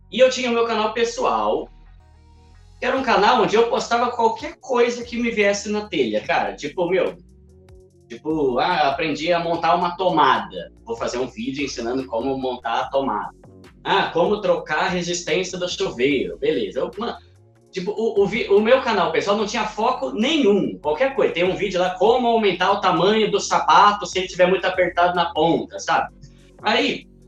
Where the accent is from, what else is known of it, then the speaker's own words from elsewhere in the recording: São Paulo, Brazil; E galera, eu sou paulista, né? Sou de São Paulo, tenho 36 anos.